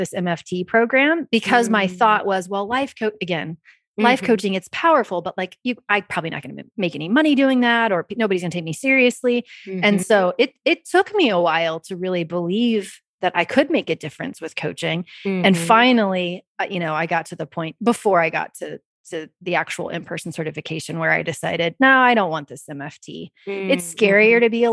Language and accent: English; Kansas, United States; I'm from Kansas